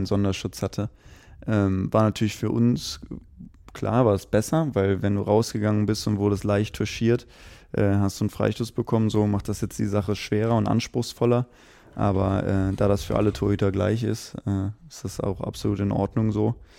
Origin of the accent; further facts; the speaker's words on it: Aachen, North Rhine-Westphalia, Germany; also born or lived in Erfurt; now in Potsdam, Germany; Ich komme selbst ja gebürtig aus Aachen